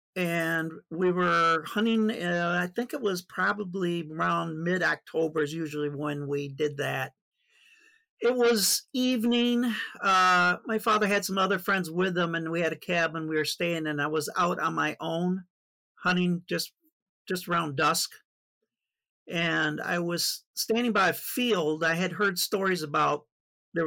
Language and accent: English; Lansing, Michigan, United States; also born or lived in Flint, Michigan; I was born in Flint, Michigan, spent my whole life in Flint, in Michigan. Pretty much grew up in the Lansing area, the capital.